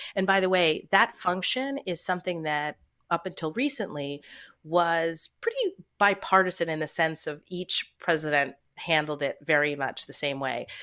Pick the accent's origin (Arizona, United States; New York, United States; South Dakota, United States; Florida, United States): New York, United States; suburbs of New York City, United States; also born or lived in Canada; we moved to the suburbs of New York City when I was five years old, and I've lived here ever since